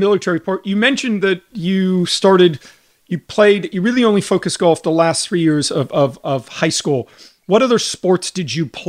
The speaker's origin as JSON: {"language": "English", "town": "Houston", "region": "Texas", "country": "United States", "tie": "born or raised there", "said": "I grew up in Houston, Texas. Let's go."}